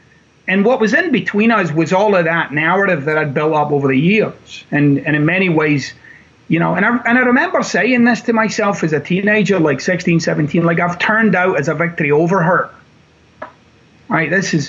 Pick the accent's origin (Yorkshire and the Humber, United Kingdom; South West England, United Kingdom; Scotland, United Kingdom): Scotland, United Kingdom; Glasgow; born or raised there